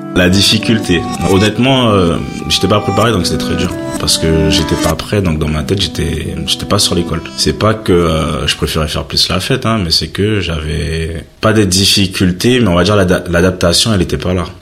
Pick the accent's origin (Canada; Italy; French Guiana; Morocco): French Guiana; moved away as an adult; now in France